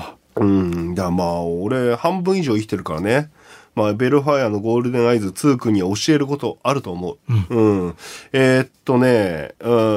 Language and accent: Japanese; Kashiwa, Chiba, Japan; 自分の地元。おあちょうど柏